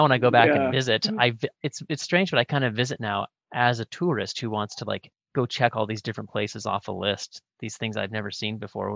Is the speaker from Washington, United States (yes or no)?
yes; Northwest Washington, United States; moved away; I grew up in Northwest Washington in a real magical place on the coast